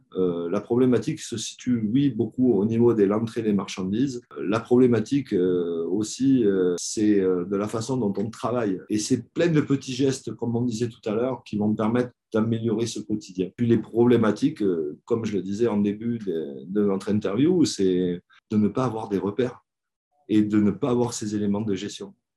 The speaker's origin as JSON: {"language": "French", "town": "Brive-la-Gaillarde", "region": "Nouvelle-Aquitaine", "country": "France", "said": "Donc moi je suis originaire de Brive en France"}